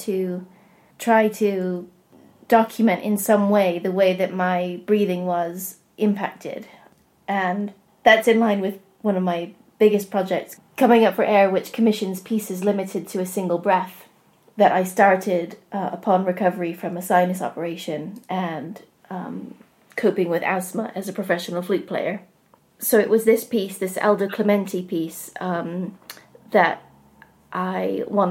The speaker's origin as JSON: {"language": "English", "country": "United States", "tie": "born or raised there", "also_born_or_lived": "Appleton, Wisconsin, United States / southern Ohio, United States / Manchester, United Kingdom", "moved": "yes", "lives_now": "Rossendale Valley, United Kingdom", "said": "I grew up partly in Appleton, Wisconsin, and then in southern Ohio"}